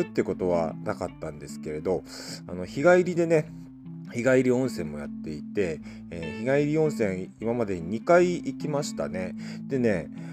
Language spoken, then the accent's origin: Japanese; Hakodate, Hokkaido, Japan; 函館地元函館